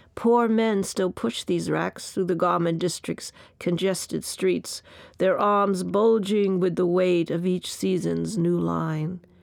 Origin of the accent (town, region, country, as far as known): New York City, New York, United States; born or raised there; also born or lived in Bayside, Queens